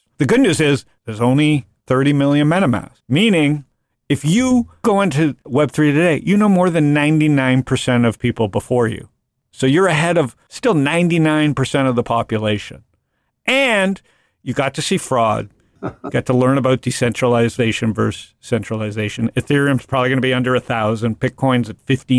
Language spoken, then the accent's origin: English; United States; I'm an American